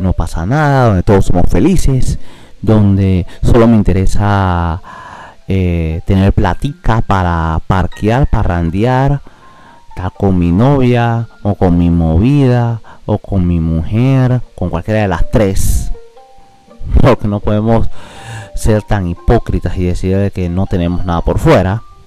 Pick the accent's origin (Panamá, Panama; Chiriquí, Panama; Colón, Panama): Colón, Panama; Yo soy de Colón